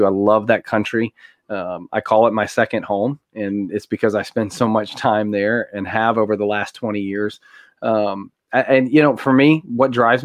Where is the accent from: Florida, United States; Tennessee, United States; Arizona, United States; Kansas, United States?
Tennessee, United States; I grew up here in Tennessee, Southern family, very conservative.